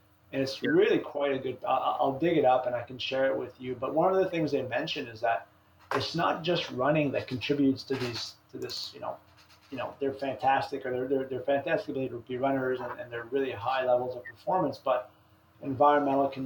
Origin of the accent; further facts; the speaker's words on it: Canada; now in Memphis, United States; growing up as a Canadian kid, you know, playing hockey